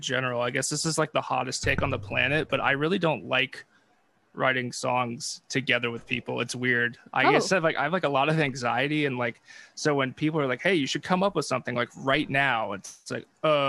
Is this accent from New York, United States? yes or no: no; California, United States; moved away; I'm from California